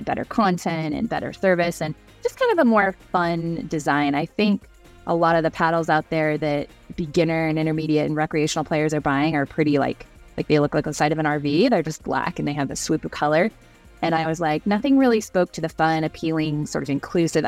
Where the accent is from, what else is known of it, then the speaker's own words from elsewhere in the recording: Seattle, Washington, United States; now in Utah, United States; I'm actually from Seattle originally, which of course is where pickleball was invented. So I grew up playing in like PE